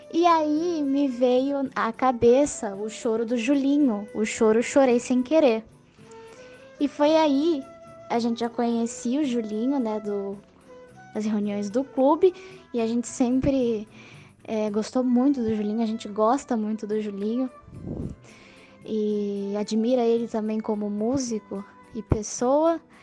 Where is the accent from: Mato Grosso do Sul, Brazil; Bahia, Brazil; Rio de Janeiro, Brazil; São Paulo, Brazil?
São Paulo, Brazil; Santos; moved away as an adult; also born or lived in Pelotas; Eu sou de Santos, São Paulo